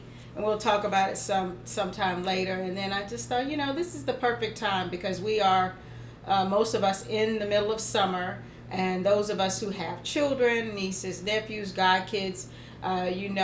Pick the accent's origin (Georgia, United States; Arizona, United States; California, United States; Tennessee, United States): Georgia, United States; I'm from Georgia